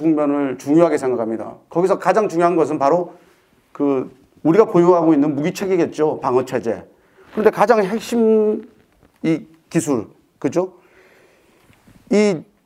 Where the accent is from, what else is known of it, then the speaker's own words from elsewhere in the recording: Busan, South Korea; 제가 사실 부산 사람으로서 오늘 광주에 와 있는데